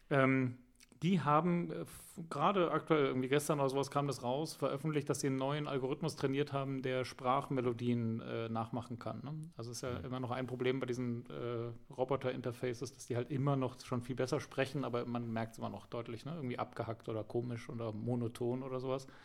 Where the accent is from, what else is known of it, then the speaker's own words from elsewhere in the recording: Bavaria, Germany; Ja, ja, genau, aber ich bin geboren und aufgewachsen im Allgäu, ne?